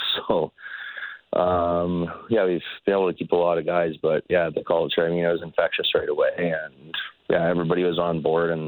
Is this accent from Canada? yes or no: yes; Calgary, Alberta, Canada; also born or lived in Comox, British Columbia; I was born in Comox, but my mom moved to Calgary when I was like 3 or 4, mm-hmm. So I pretty much grew up in Calgary.